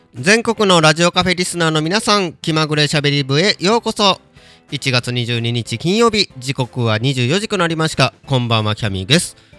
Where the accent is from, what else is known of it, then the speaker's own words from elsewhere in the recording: Kobe, Hyogo, Japan; now in Kyoto, Japan; 地元の神戸帰った時に